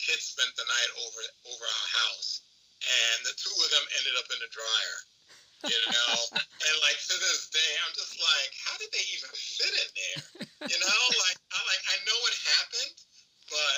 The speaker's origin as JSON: {"language": "English", "region": "New York", "country": "United States", "tie": "born or raised there", "said": "growing up in New York"}